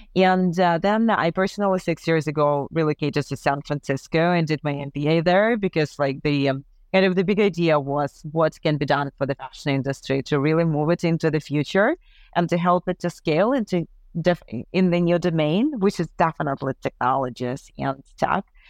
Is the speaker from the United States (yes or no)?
no; Ukraine; moved away; also born or lived in Paris; we're both from Ukraine